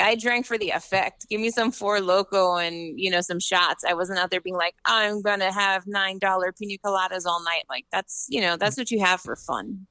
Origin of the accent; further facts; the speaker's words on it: New York City, New York, United States; I'm from New York City